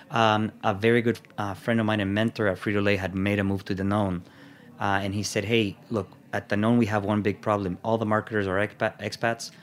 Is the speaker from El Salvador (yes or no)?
yes; El Salvador; also born or lived in Miami, United States; now in United States; went back to El Salvador, and I was there